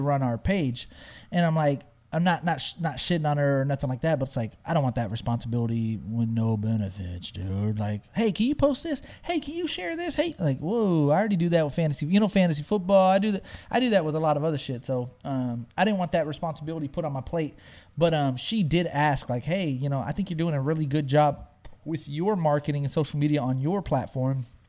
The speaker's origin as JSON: {"language": "English", "town": "Smithville", "region": "Texas", "country": "United States", "tie": "born or raised there", "also_born_or_lived": "San Antonio, Texas", "said": "growing up in Smithville, Texas"}